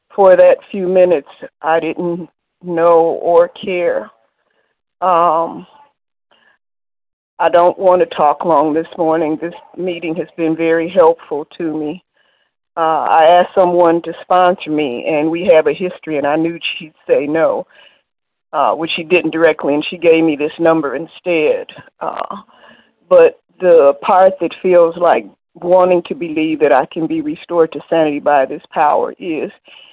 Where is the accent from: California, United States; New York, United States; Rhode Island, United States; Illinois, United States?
Illinois, United States; Chicago; I'm from Chicago